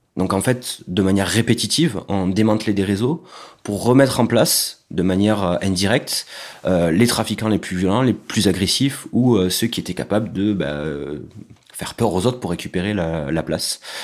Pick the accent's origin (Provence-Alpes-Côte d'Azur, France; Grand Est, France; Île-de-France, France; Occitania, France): Occitania, France; Carcassonne; J'ai grandi à Carcassonne, dans le sud de la France